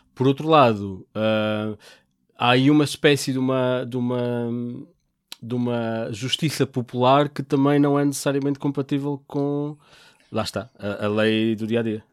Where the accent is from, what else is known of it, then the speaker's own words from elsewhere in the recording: Portugal; nós sendo portugueses